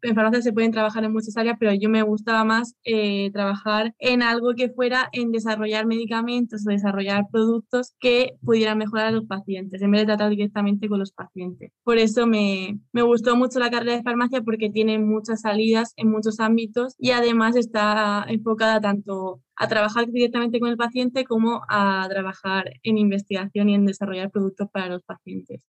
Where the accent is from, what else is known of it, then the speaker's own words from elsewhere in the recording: Spain; moved away as an adult; now in Germany; soy española, pero ahora mismo estoy trabajando en Alemania